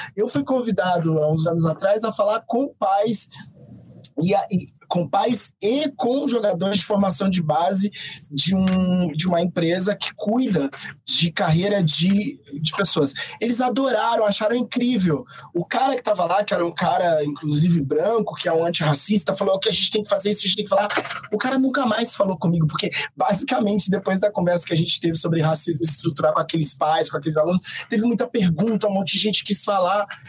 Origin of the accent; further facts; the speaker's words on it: Brazil; nós somos brasileiros há muito mais tempo que vocês